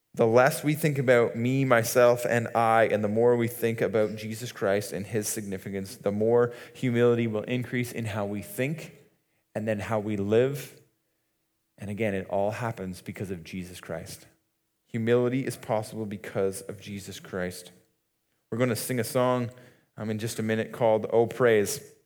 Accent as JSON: {"language": "English", "area": "Muskoka", "region": "Ontario", "country": "Canada", "tie": "born or raised there", "said": "we grew up in Muskoka"}